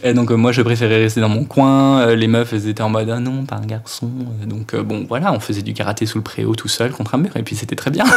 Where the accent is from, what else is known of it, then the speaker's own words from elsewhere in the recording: Finistère, Brittany, France; je viens de Bretagne, du fin fond du trou du cul de la Bretagne, euh, Finistère